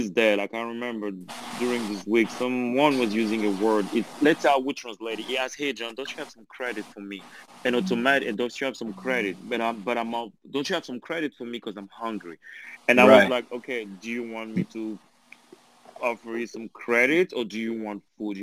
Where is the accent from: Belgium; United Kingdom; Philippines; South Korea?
Belgium; accent: French; English is a second language; also born or lived in France; now in Angola; I was born in Belgium. I grew up in Belgium. Then I moved to France.